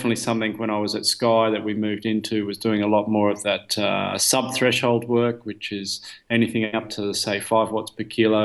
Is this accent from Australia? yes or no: yes; Australia; moved away as an adult; now in Belgium; I'm Australian